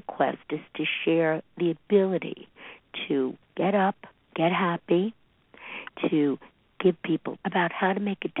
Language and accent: English; New York City, New York, United States; I grew up in Brooklyn, New York